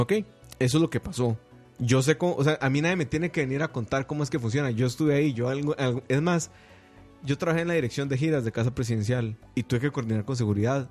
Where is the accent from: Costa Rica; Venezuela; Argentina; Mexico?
Costa Rica; como costarricense